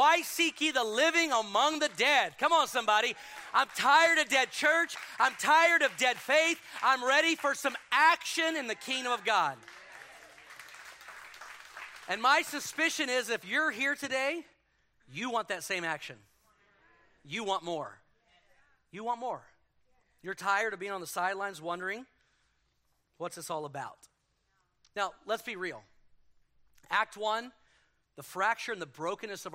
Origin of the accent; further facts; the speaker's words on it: Houston, Texas, United States; moved away; in Houston and destroyed my hometown